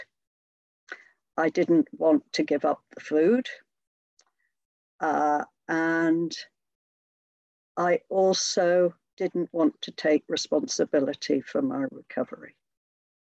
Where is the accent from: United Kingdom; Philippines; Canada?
United Kingdom; Hereford, West Midlands; I'm from Hereford in the UK. And for those of you that don't know, Hereford is right over on the west of England, almost bang slap on the Welsh border